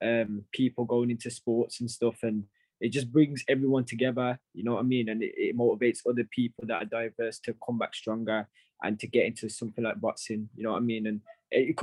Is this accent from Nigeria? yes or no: no; Wolverhampton, West Midlands, United Kingdom; I'm from Wolverhampton